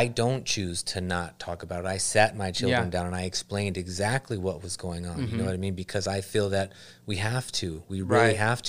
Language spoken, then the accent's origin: English; Los Angeles, California, United States; I grew up in LA. I grew up in Southgate, Huntington Park. You know what I mean? Bell, Cudahy, Downey.